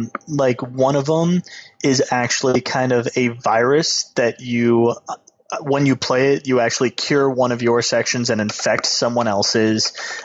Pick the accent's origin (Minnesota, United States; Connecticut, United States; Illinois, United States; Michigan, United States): Michigan, United States; I came from Michigan. I can deal.